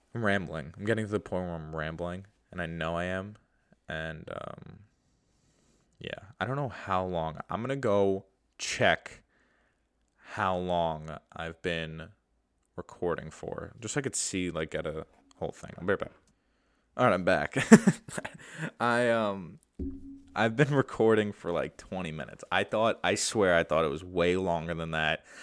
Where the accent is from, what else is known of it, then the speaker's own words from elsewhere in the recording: New York, United States; I'm from New York